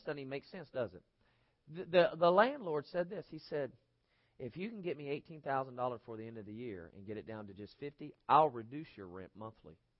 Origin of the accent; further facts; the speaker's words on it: United States; they see me as an American